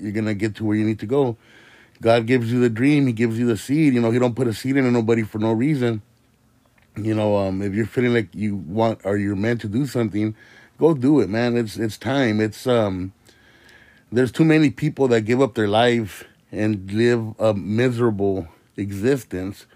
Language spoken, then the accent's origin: English; Indio, California, United States; I'm from the Coachella Valley. I'm here from my little city of Indio